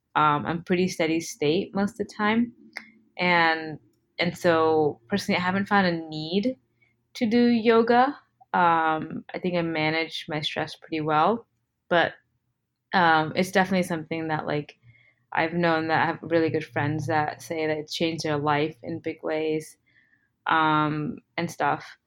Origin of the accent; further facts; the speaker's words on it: United States; also born or lived in India; I was born in America, but my parents are both Indian and they immigrated here